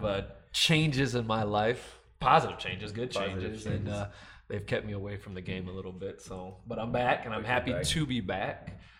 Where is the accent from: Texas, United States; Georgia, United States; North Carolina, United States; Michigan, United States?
Michigan, United States; Grand Rapids; I'm born and raised Grand Rapids, Michigan, too.